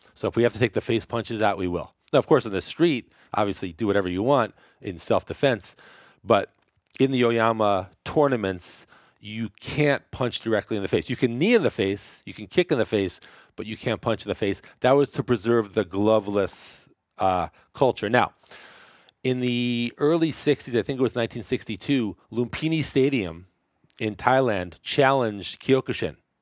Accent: New York City, New York, United States; now in San Francisco, United States; I grew up in Brooklyn

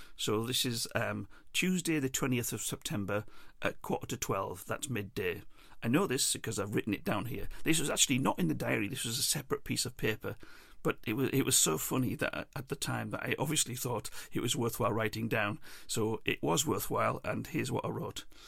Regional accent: England, United Kingdom; also born or lived in Ireland; I'm English

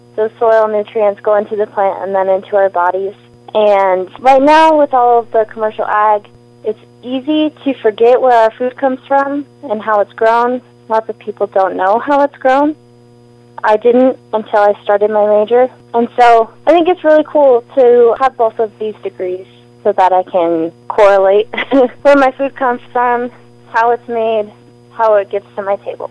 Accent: Tennessee, United States; now in Moscow, United States; I grew up in Tennessee, and now I live in Moscow

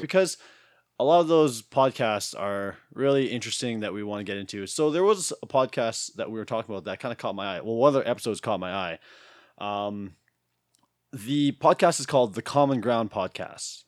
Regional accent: Tofield, Alberta, Canada; I was born in Tolfield, Alberta

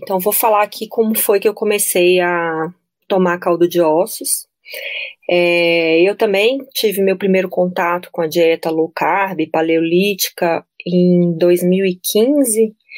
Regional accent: Brasília, Federal District, Brazil; eu sou de Brasília

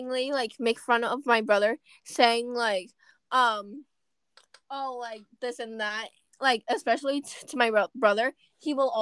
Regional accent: Providence, Rhode Island, United States; I was born in Providence

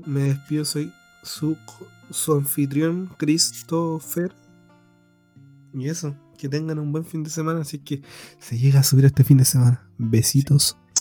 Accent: Chile; como chileno

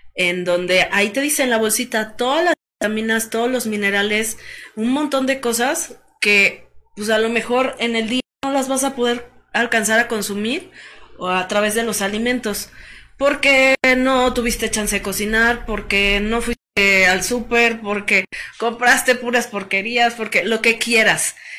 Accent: Mexico; Como los mexicanos que a todo le echamos limón

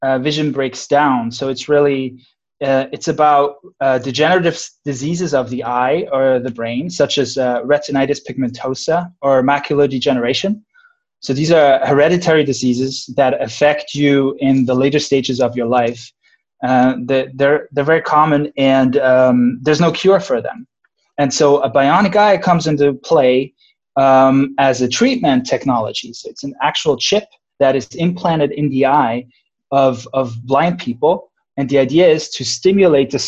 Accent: Switzerland; moved away as an adult; also born or lived in Irvine, United States; now in Santa Barbara, United States; I'm originally from Switzerland

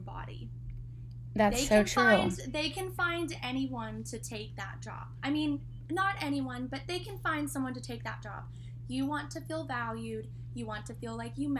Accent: between Lubbock and Amarillo, Texas, United States; now in Amarillo, United States; I went to college in Lubbock and I now live in Amarillo. And my hometown is in the middle of both of those.

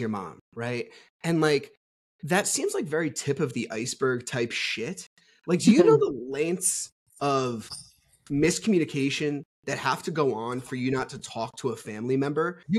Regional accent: New Jersey, United States; I'm from New Jersey.

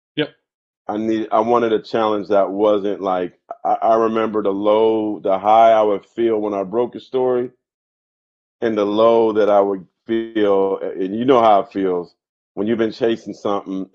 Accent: San Jose, California, United States; growing up in San Jose, as multicultural as it was

